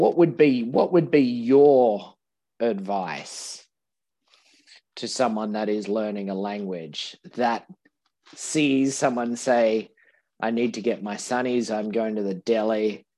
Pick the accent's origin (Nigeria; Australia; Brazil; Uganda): Australia; We're in Australian English, that we don't do those superlatives very well.